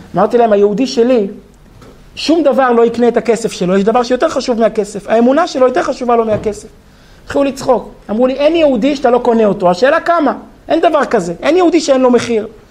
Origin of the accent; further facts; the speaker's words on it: Israel; אני נולדתי כמושבניק